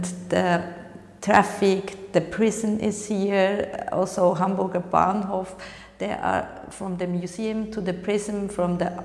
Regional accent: Switzerland; moved away as an adult; now in Berlin, Germany; I'm originally from Switzerland and I'm living in Berlin since almost 20 years.

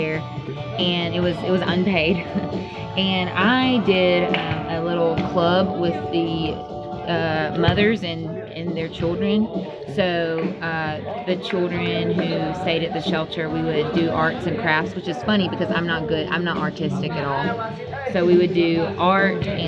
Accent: Alabama, United States; I'm from America, from the state of Alabama.

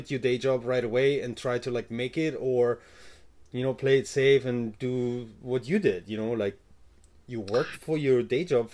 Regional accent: Germany; moved away; I'm from Germany, so I started businesses before in Germany

